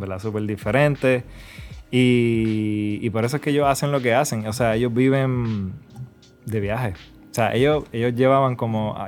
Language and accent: Spanish; Puerto Rico; also born or lived in New York; now in Dominican Republic; yo soy de Puerto Rico, pero estoy viviendo en República Dominicana